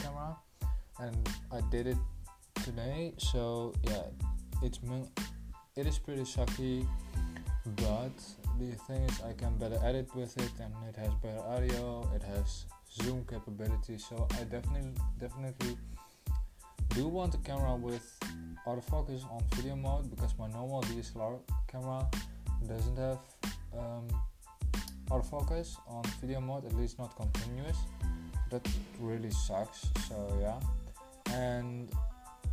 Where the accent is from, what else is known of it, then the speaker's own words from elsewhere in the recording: Netherlands; I'm a Dutch boy from the Netherlands. Of course I'm from the Netherlands, because I'm Dutch